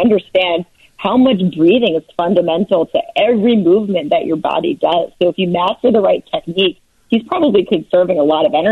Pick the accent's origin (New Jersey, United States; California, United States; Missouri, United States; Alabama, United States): New Jersey, United States; also born or lived in New York; now in Chicago, United States; I grew up in New Jersey and I lived in New York, and the bagels are superior there. And since I've lived in Chicago